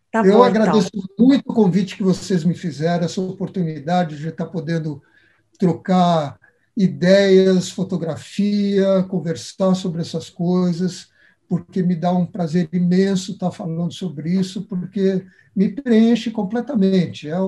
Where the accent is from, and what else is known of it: Brazil